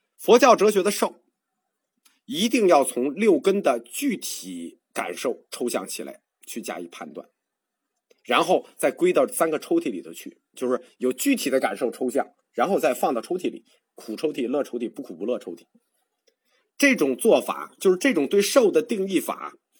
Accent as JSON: {"language": "Chinese", "country": "China", "said": "我们中国人"}